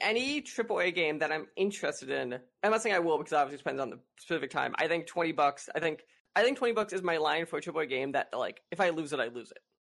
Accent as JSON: {"language": "English", "town": "Chicago", "region": "Illinois", "country": "United States", "tie": "born or raised there", "moved": "yes", "lives_now": "Florida, United States", "said": "I grew up in the north suburbs"}